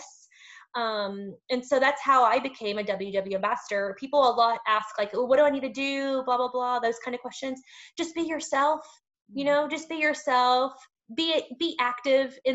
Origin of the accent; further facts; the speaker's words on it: Lubbock, Texas, United States; moved away; When I go home to Lubbock, I'm from West Texas. I'm from the Lubbock area.